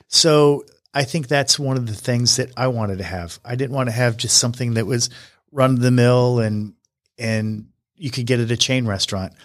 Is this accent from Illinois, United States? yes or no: no; Wyoming, United States; moved away; I grew up in Wyoming.